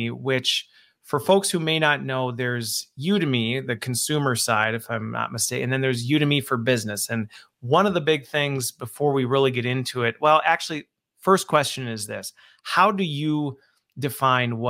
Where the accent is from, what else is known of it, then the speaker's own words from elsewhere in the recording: Midwest, United States; also born or lived in Waukesha, Wisconsin; us Midwesterners